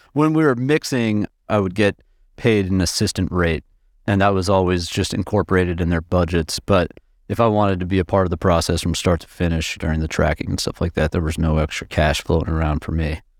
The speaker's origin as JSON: {"language": "English", "town": "Minneapolis", "region": "Minnesota", "country": "United States", "tie": "born or raised there", "also_born_or_lived": "Massachusetts", "said": "I was born in Massachusetts, but in the nineties, I moved to Minneapolis. So I've, I've spent, you know, most of my formidable years in, in Minneapolis, in the suburbs"}